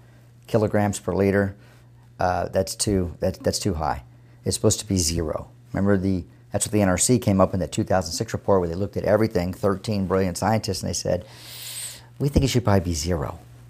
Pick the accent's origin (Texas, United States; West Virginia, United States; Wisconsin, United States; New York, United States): Texas, United States; San Antonio; And by the way, I grew up in San Antonio, so that was just by fluke that my dad was in the military, and we ended up there